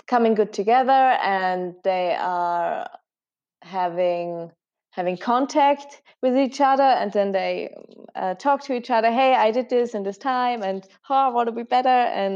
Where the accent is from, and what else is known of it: Zillertal, Tyrol, Austria; born or raised there; English is a second language